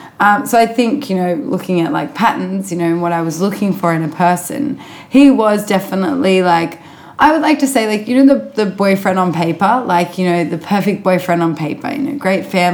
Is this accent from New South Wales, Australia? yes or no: yes; Sydney, New South Wales, Australia; I was born in Sydney.